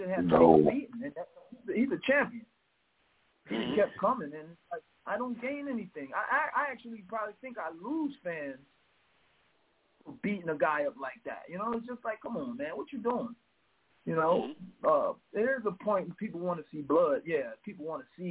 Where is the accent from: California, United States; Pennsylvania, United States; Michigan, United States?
Pennsylvania, United States; we were in Bethlehem, Pennsylvania